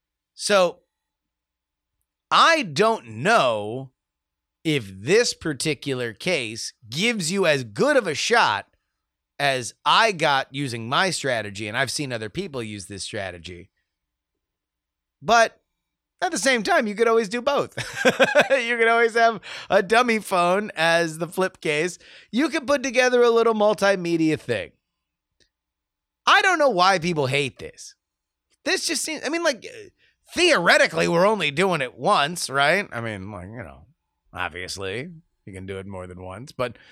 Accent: East Coast, United States; now in West Coast, United States; We're both from the East Coast. We now live on the West Coast.

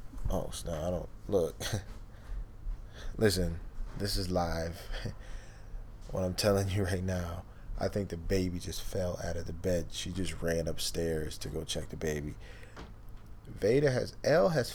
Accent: Eastpointe, Michigan, United States; also born or lived in Canada; I was born in Canada too. Mm-hmm. You know, lived over there as a kid. Grew up over here in America. Mm-hmm. East Detroit, East Point

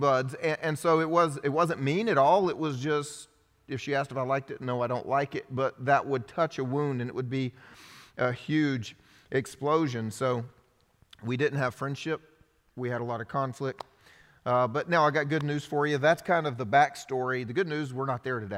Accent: the South, United States; first language English; I grew up here in the South

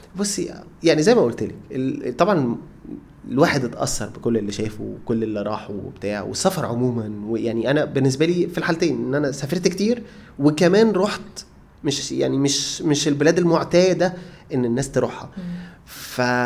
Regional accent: Egypt; انا مصري

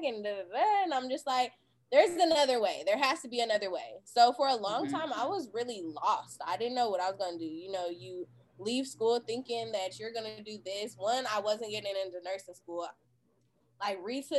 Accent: Portland, Oregon, United States; I'm from Portland, Oregon

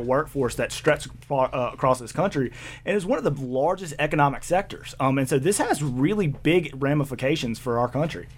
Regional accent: the South, United States; accent: Southern; moved away as an adult; now in Boise, United States; I grew up in the South

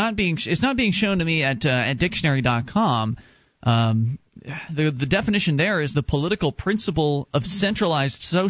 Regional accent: the South, United States; now in New England, United States; I was born and raised down in the South

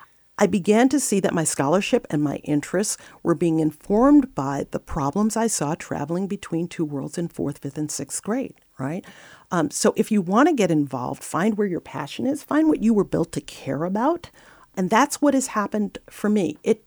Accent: New York City, New York, United States; So I grew up in the South Bronx, and I had two parents who were really just dedicated to my education.

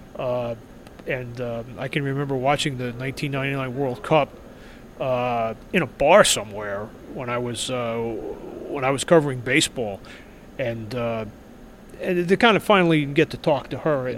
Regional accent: New York, United States; moved away as an adult; now in Minnesota, United States; as you might be able to tell from the accent, I'm not from here. I'm originally from New York, but I've lived here for, for more than a decade

